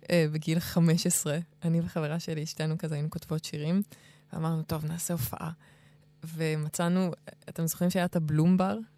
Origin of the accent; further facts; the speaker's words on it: Kfar Vitkin, Central District, Israel; also born or lived in Jerusalem / Scotland; נולדתי בירושלים, אבל לא הייתי שם, הייתי שם שבועיים כזה. אוקיי. איפה גדלת? גדלתי בכמה מקומות. אחרי ירושלים גדלתי בכפר ויטקין, אבל עד גיל אה, שנתיים כזה, ובסקוטלנד